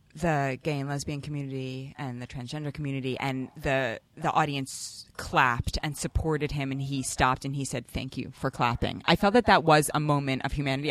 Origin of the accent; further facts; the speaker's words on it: New York City, New York, United States; growing up in Manhattan